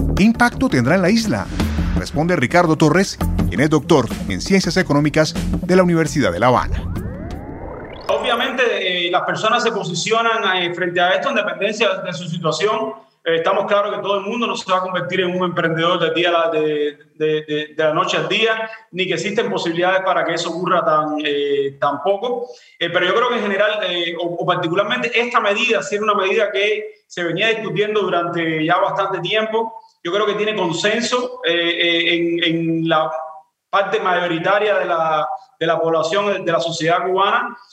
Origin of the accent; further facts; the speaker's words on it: Venezuela; Somos nosotros los venezolanos